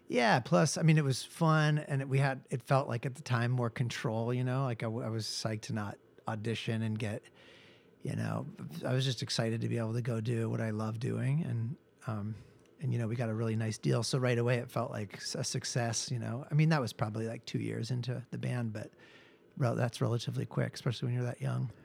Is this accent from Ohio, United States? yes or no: no; Seattle, Washington, United States; moved away as an adult; also born or lived in Texas; now in Los Angeles, United States; I grew up in Seattle and sort of was in bands and things like